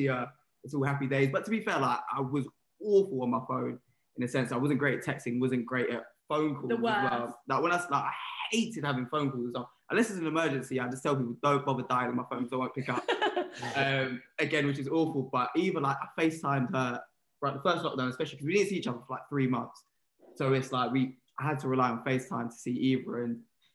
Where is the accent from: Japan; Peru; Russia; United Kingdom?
United Kingdom; London; I'm from London